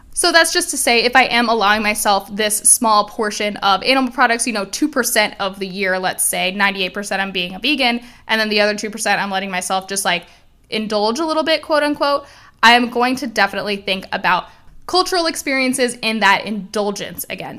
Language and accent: English; Miami, Florida, United States; I am Cuban. I was born and raised in Miami, Florida